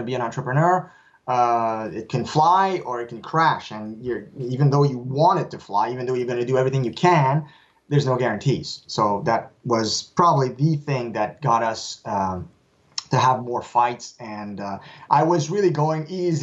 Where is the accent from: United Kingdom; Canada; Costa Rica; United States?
Canada; first language French; English is a second language; And since I'm French, I'm a French Canadian, for me, writing in English, I'm not writing in my native tongue